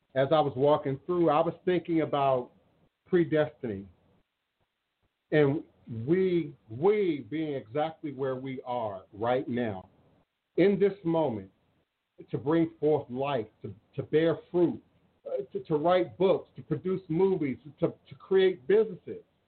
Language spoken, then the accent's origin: English; United States; I am more American than the Patriots